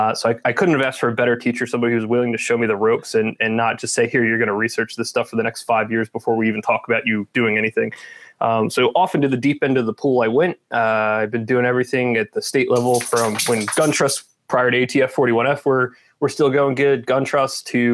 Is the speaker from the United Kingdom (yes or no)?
no; Southeast Pennsylvania, United States; also born or lived in Binghamton, New York; I am from Pennsylvania, Southeast Pennsylvania, grew up here, was born here, grew up here